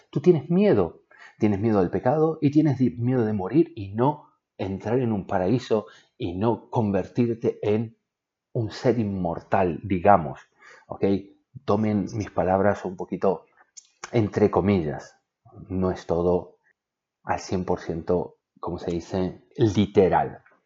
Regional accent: Argentina; Yo soy de Argentina y vivíamos en una casa

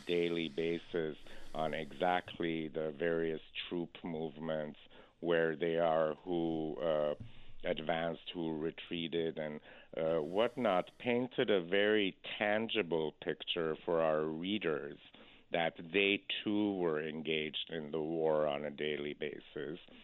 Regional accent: Boston, Massachusetts, United States; moved away as an adult; also born or lived in Iran; now in California, United States; I was born in Iran, and after the revolution, uh, my family went and settled in Boston. Uh, so I essentially grew up in Boston, and after college, I moved to California

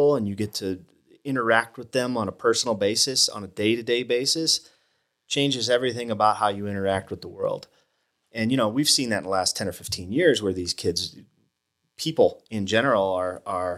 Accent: Toledo, Ohio, United States; moved away as an adult; also born or lived in Georgia / Utah; now in Flagstaff, United States; I grew up in Ohio, which is not the West

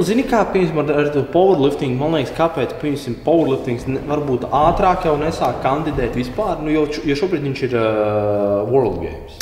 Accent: Ventspils, Kurzeme, Latvia; es no Ventspils pat esot

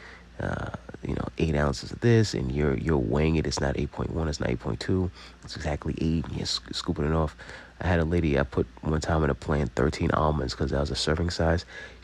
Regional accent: Long Island, New York, United States; we're from Long Island

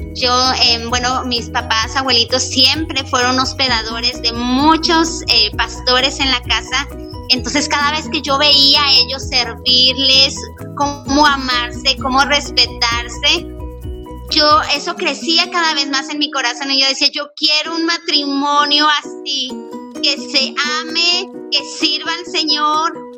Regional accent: Puebla, Mexico; soy eh, poblana

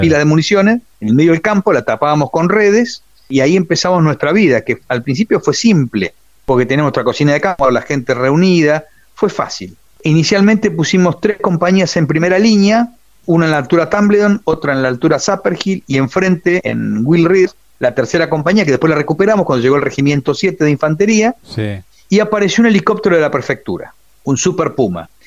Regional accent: Buenos Aires, Argentina; Yo soy nacido en Capital Federal. Ajá pero mi familia es correntina

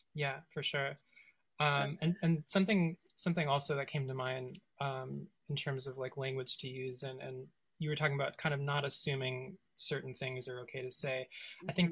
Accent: West Coast, United States; I grew up on the West Coast

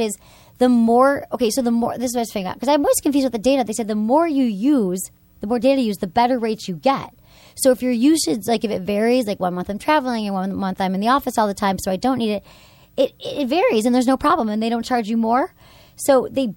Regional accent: Michigan, United States; moved away; I grew up in Michigan

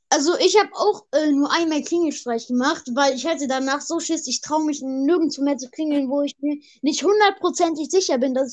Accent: Rhineland, Germany; Äh, nee, ich komme hier aus dem Rheinland. Aus dem Rheinland.

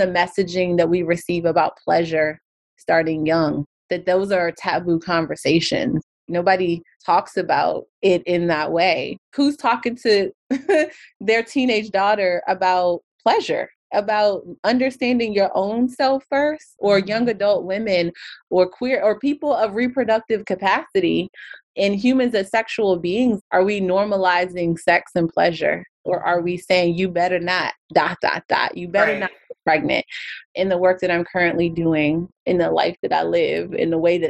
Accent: Alexandria, Virginia, United States; I grew up in Alexandria

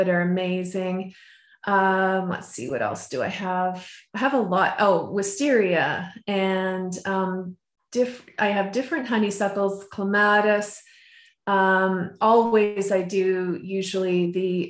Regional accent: just outside of Vancouver, BC, British Columbia, Canada; moved away; I grew up just outside of Vancouver, BC, and they have a very, you know, very mild temperatures

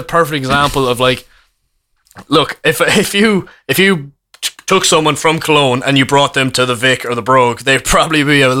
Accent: Ireland; obviously we're the only actual Irish people in there

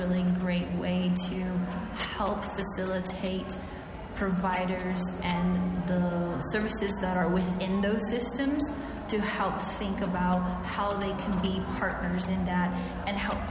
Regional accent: Pueblo of Acoma, New Mexico, United States; I'm from the Pueblo of Acoma

